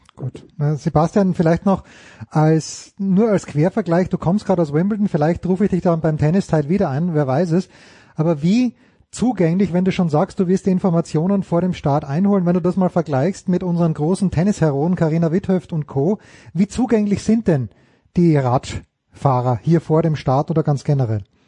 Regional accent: Austria; ich als Österreicher

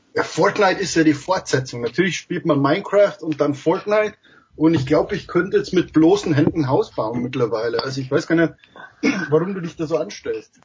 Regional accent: Germany; als Deutscher

